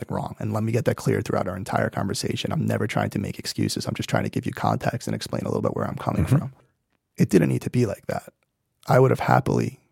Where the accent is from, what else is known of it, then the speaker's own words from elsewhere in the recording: New York City, New York, United States; I grew up in Brooklyn